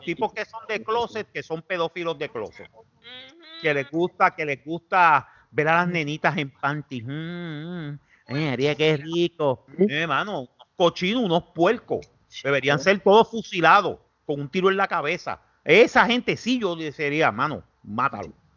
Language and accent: Spanish; Puerto Rico; los, puertorriqueños